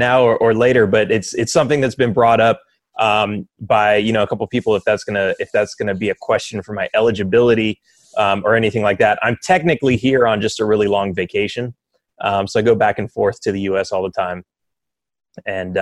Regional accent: Los Angeles, California, United States; moved away; I grew up in Los Angeles, right next to LAX

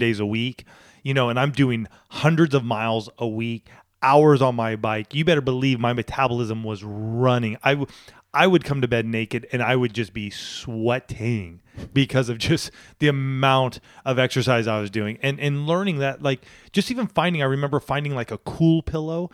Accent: California, United States; also born or lived in Boulder, Colorado / Washington State; I'm a Californian. I was, I wasn't born here, but moved here at the age of one and lived here until I went to college

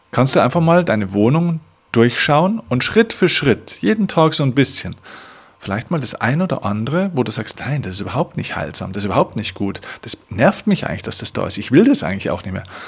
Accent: Bavaria, Germany; bei uns in Bayern

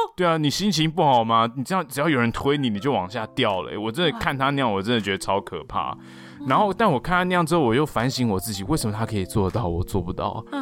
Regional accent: near Bitan Suspension Bridge, New Taipei, Taiwan; 我的家乡在碧潭吊桥那附近

